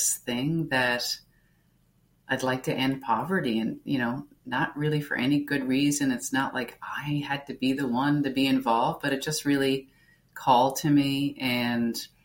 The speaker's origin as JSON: {"language": "English", "region": "Newfoundland and Labrador", "country": "Canada", "tie": "born or raised there", "said": "I grew up in Newfoundland. So it's the most easterly province in Canada"}